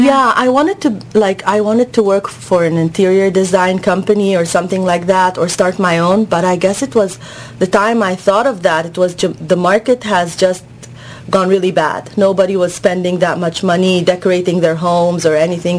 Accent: Egypt; moved away; I'm from Egypt originally.

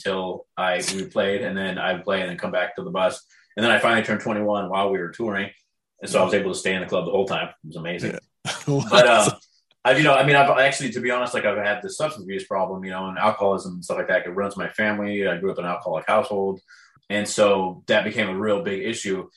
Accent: San Juan Capistrano, California, United States; also born or lived in Dana Point, California; I grew up in San Juan Capistrano, which is only about 20 to 30 minutes south of Irvine. That's where, my first formative years, probably 1 through 12 years old

